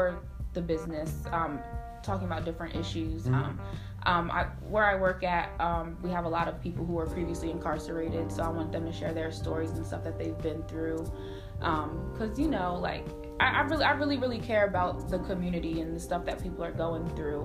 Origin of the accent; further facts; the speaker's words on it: Harrisburg, Pennsylvania, United States; also born or lived in Philadelphia; now in Harrisburg, United States; when I had moved back to Harrisburg, because I did start here in Philly. So when I moved back to my hometown